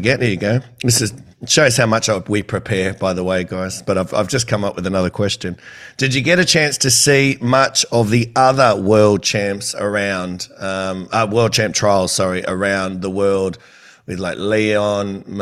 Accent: Campbelltown, New South Wales, Australia; I'm from Campbelltown.

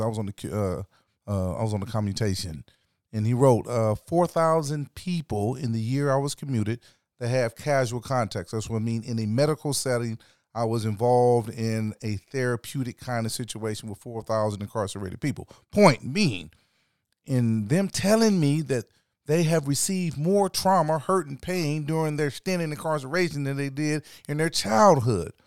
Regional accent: South Carolina, United States; moved away; I was raised partially in South Carolina

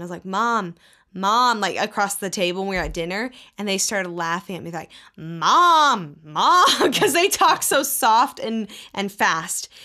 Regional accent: Texas, United States; I grew up in Texas

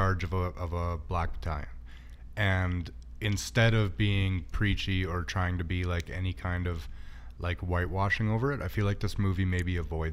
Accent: Canada; we're Canadian

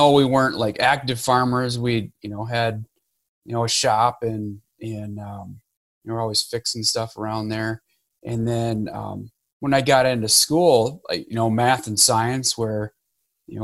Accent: Harbor Beach, Michigan, United States; I grew up in Michigan, a little town, Harbor Beach, grew up kind of on a farm

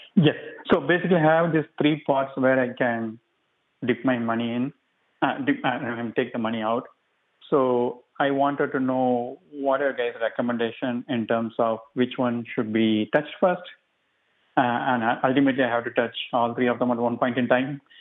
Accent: India; moved away; I'm from India.

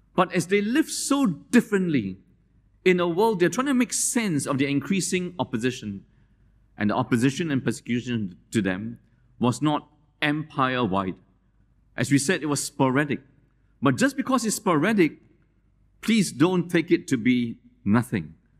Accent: Malaysia; moved away; I wear the sarong because I grew up in Malaysia

